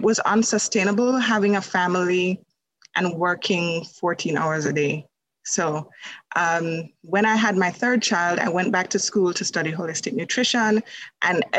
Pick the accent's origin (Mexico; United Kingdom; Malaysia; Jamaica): Jamaica; moved away as an adult; now in Canada; I live in Canada, but I am from Jamaica. So I was born in Jamaica and I came to Canada.